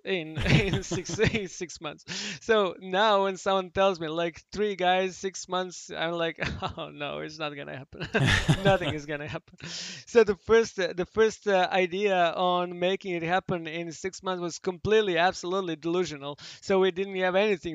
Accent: Belgrade, Serbia; I'm from Belgrade originally

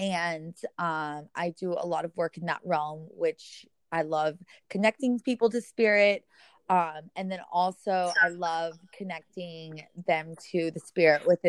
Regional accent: Memphis, Tennessee, United States; also born or lived in New York City; now in Miami, United States; I'm originally from Memphis, and I moved to New York City

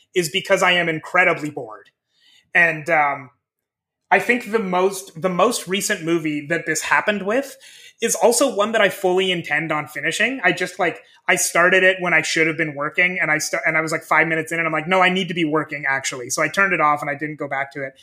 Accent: Midwest, United States; I grew up in the Midwest, in the States

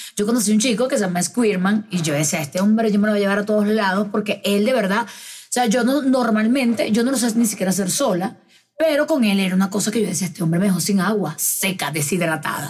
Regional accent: Venezuela; now in Medellín, Colombia; yo soy venezolana, que estoy acá sola

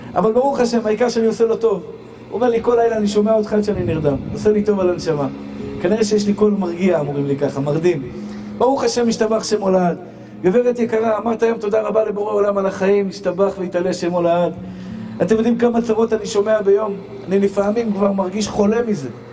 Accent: Tel Aviv, Tel Aviv District, Israel; אני גדלתי בשכונת התקווה

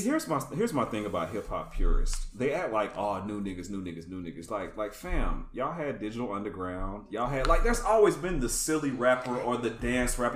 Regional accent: Atlanta, Georgia, United States; I grew up in uh, the Atlanta

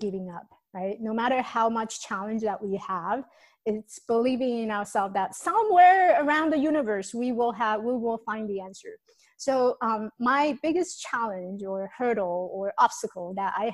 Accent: Taiwan; moved away; So I came from Taiwan. I was born in Taiwan, came from Taiwan.

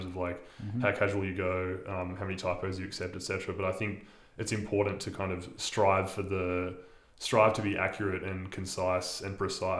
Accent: Illawarra, New South Wales, Australia; my hometown, the Illawarra

